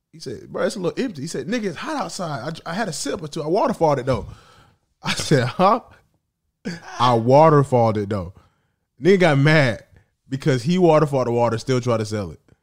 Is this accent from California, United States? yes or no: no; Atlanta, Georgia, United States; I'm from Atlanta.